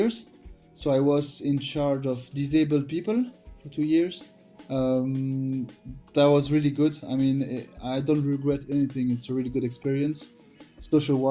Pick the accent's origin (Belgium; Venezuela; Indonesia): Belgium; Born and raised in Belgium